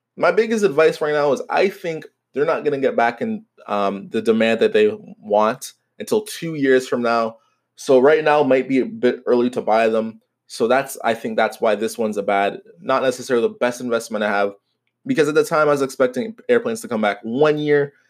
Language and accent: English; Canada; I am Canadian